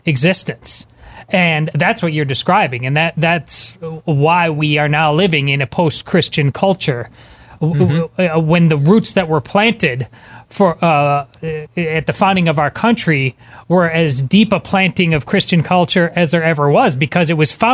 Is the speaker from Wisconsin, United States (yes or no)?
yes; Madison, Wisconsin, United States; I grew up in Madison. I went to the University of Wisconsin